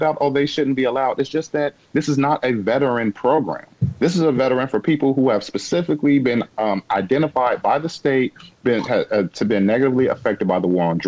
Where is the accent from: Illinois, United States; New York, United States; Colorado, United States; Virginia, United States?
Illinois, United States; I've only lived in Illinois my entire life